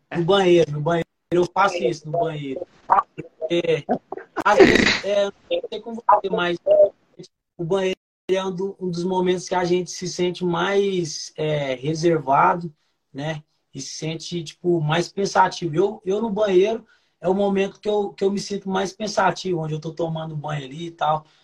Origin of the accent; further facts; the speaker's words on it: Santos, São Paulo, Brazil; also born or lived in Rio de Janeiro; now in Uberaba, Brazil; Sou de Santos, natural de Santos